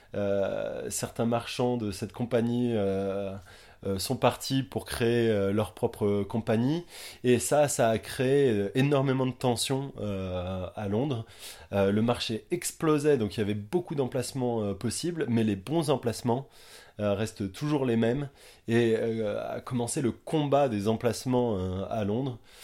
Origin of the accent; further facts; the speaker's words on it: Quimper, Brittany, France; now in Watford, United Kingdom; je suis breton, euh, je viens de Quimper